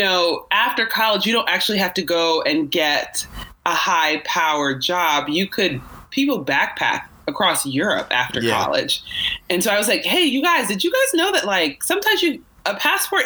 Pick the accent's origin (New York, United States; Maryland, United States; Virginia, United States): Virginia, United States; Virginia Beach; I grew up in Virginia Beach